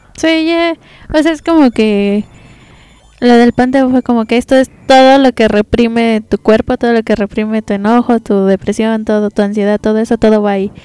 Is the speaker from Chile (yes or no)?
no; Mexico; nosotros como mexicanos